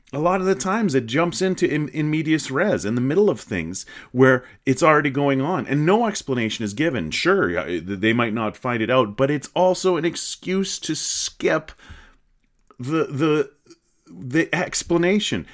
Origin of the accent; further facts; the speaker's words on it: Canada; I'm Canadian. I'm proudly Canadian.